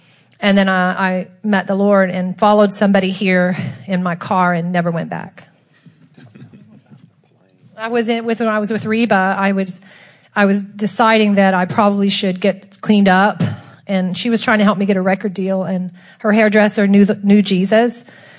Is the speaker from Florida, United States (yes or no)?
no; Texas, United States; From Texas.